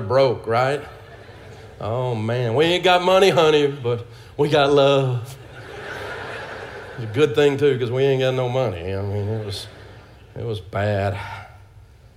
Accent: Nashville, Tennessee, United States; I grew up in Antioch, Tennessee, just outside of Nashville.

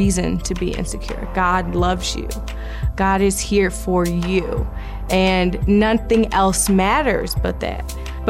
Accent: Chicago, Illinois, United States; moved away; Chicago will always be home. My family's in Chicago. I'm from Chicago

